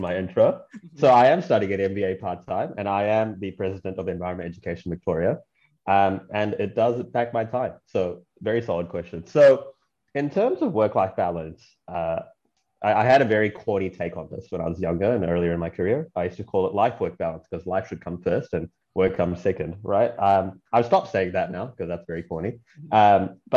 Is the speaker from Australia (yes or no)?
no; Auckland, New Zealand; also born or lived in Chennai, India / Brunei; And then I moved to New Zealand when I was 9, and I grew up there. I lived in Auckland